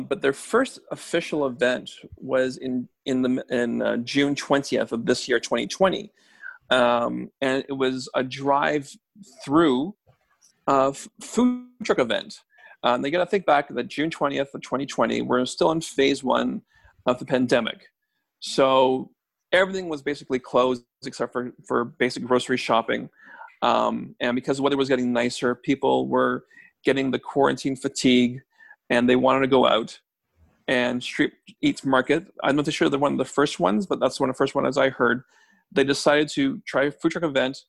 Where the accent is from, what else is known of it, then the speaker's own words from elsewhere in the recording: Toronto, Ontario, Canada; both Ken and I grew up in Scarborough, so Town Center, we know it quite well.